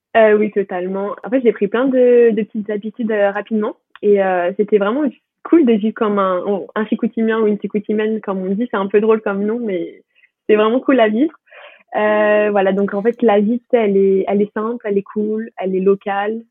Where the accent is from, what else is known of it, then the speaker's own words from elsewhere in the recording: Paris, Île-de-France, France; je suis de, de Paris